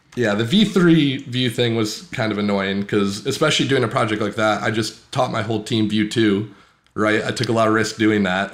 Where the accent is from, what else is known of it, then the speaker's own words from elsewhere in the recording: Green Bay, Wisconsin, United States; I'm a lead developer at Ashley Furniture, and I'm from Green Bay, Wisconsin.